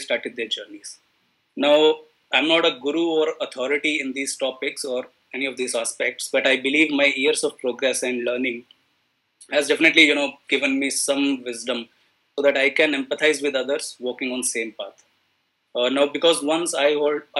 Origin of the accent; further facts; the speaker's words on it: India; I am from India